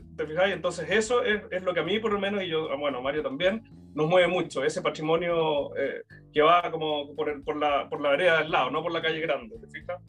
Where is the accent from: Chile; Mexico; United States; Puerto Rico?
Chile; nos ha constituido como chilenos